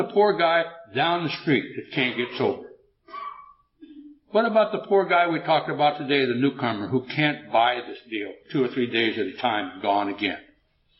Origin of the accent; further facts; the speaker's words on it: United States; I'm an American and I don't understand much Swedish